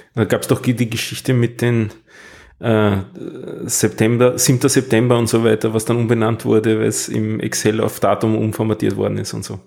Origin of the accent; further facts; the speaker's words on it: Austria; bei uns in Österreich